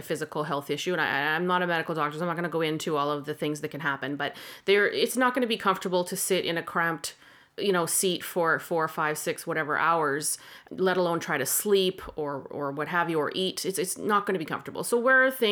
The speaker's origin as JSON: {"language": "English", "country": "Canada", "said": "we're Canadian"}